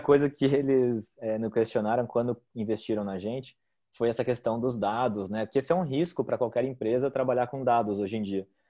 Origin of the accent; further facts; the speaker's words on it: Joinville, Santa Catarina, Brazil; eu sou de Joinville